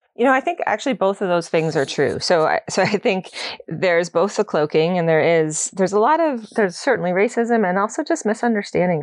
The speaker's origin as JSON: {"language": "English", "region": "Ontario", "country": "Canada", "moved": "as an adult", "lives_now": "Nova Scotia, Canada", "said": "I'm new, I'm new to Nova Scotia. I'm, I'm from Ontario originally. So I moved out here in twenty fifteen."}